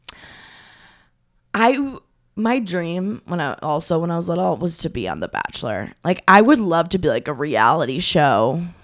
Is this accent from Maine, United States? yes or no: yes; Maine, United States; moved away; I am from Maine originally.